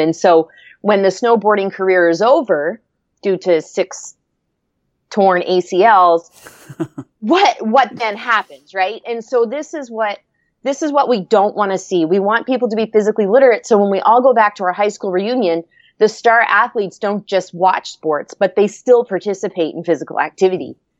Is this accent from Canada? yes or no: yes; Antigonish, Nova Scotia, Canada; I grew up in Nova Scotia, Canada, and was fortunate enough to grow up in a, a small town, a very active town in the Northeast Coast called Anagonish.